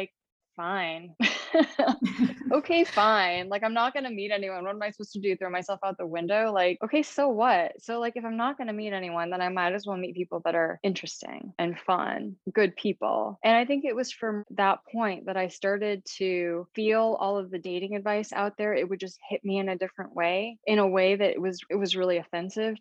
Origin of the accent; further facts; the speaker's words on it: East Lansing, Michigan, United States; moved away as an adult; also born or lived in England / Asia; now in New York City, United States; growing up in East Lansing, Michigan